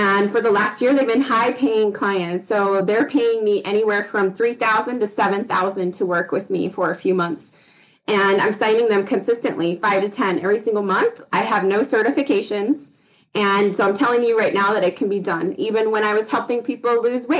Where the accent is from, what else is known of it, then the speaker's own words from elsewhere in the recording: Idaho, United States; now in Utah, United States; I grew up in Idaho, moved to Utah